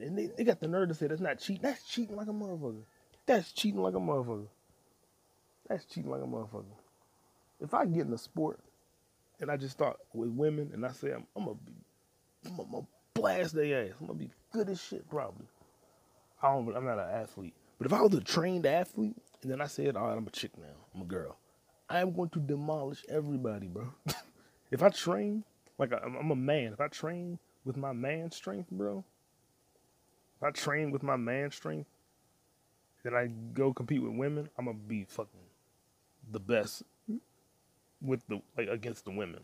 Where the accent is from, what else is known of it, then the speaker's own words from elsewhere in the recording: United States; I'm black American